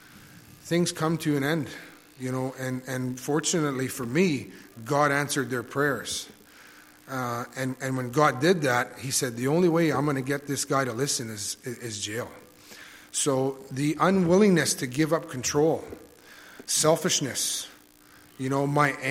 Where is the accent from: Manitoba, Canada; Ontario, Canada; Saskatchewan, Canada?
Manitoba, Canada; Thompson; moved away as an adult; also born or lived in Brandon, Manitoba; now in Killarney, Canada; I was born and raised in Thompson, Manitoba.